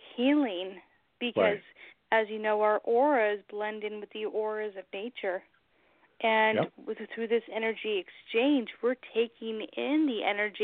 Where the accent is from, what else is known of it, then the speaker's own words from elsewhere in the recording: Long Beach, California, United States; moved away as an adult; now in New Hampshire, United States; I'm originally from Long Beach, California, the whole other side of the country